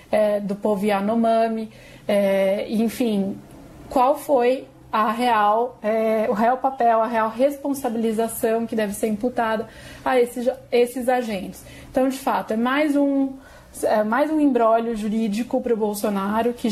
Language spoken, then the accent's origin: Portuguese; São Paulo, Brazil; also born or lived in Brasília / United States; Eu sou paulistana e parabéns para nossa cidade de São Paulo.